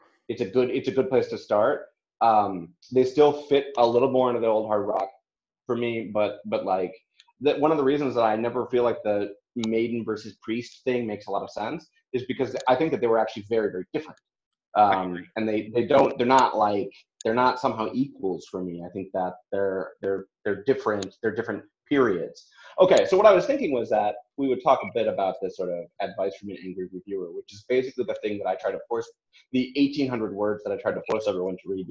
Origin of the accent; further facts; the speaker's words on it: Wisconsin, United States; we're both from kind of the same area. He's from Chicago and I'm from Wisconsin.